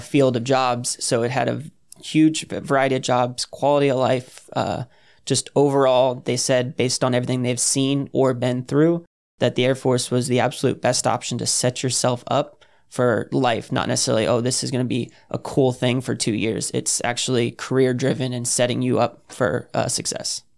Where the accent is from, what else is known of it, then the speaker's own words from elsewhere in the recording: New Smyrna Beach, Florida, United States; moved away as an adult; I'm from New Smyrna Beach, Florida, just south of Daytona.